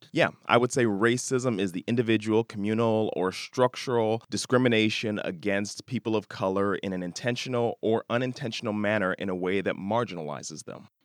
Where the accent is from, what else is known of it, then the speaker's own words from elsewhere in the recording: Chicago, Illinois, United States; I'm from Chicago, born and bred now.